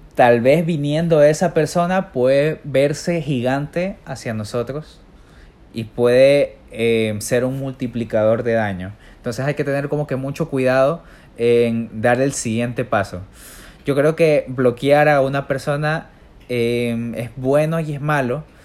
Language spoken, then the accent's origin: Spanish; Ecuador; soy un ecuatoriano